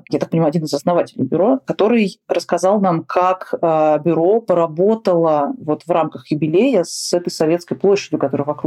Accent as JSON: {"language": "Russian", "region": "Moscow", "country": "Russia", "said": "Да, но так как мы москвичи, мы все меряем какими-то московскими понятными вещами."}